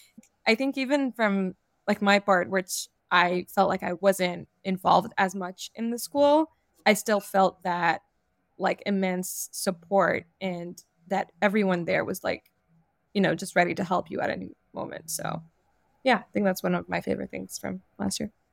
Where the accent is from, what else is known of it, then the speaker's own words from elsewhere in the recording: Montreal, Quebec, Canada; moved away as an adult; also born or lived in Morocco; now in New York, United States; I'm a Moroccan, and I grew up in Montreal before moving to New York for grad school a few years ago.